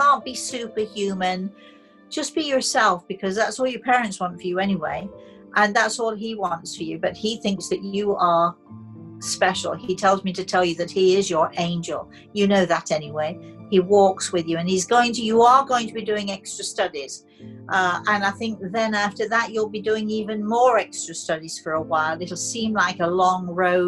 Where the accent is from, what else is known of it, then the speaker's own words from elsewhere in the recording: United Kingdom; I'm British